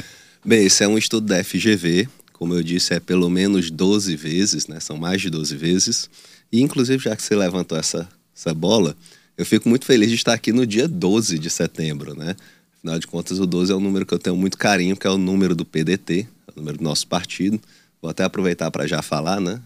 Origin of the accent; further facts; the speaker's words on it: Teresina, Piauí, Brazil; eu sou aqui de Teresina, nasci em Teresina, na, na Dona Evangelina Rosa, mas minha família parte é de Batalha, outra parte de Piracuruca